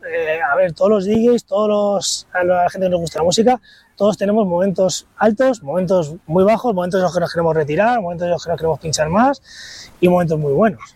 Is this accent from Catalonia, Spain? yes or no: no; Santander, Cantabria, Spain; now in Madrid, Spain; Yo soy de Santander y en Santander eh, no había Zara y estas cosas